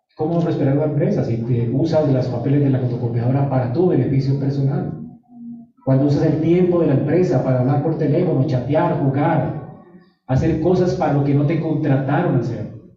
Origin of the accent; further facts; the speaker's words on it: Colombia; Así somos los colombianos